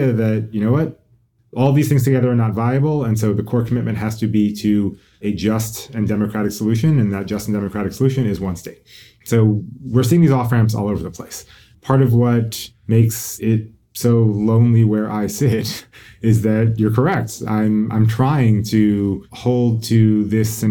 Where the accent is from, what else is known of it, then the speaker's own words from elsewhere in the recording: United States; we American Jews